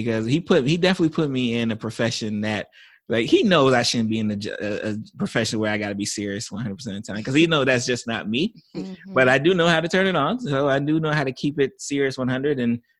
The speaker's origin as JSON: {"language": "English", "region": "Florida", "country": "United States", "said": "I think we definitely have the benefit because I'm from South Florida."}